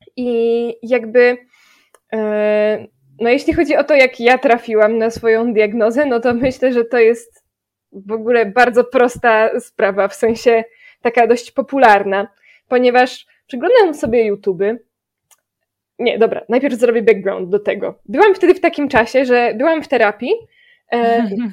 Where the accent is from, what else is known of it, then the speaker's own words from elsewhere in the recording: Gorzów Wielkopolski, Lubusz Voivodeship, Poland; a ja jestem z Gorzowa